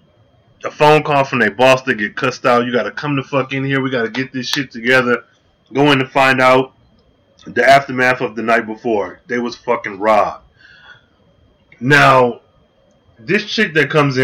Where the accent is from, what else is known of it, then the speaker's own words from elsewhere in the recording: Michigan, United States; I grew up in Michigan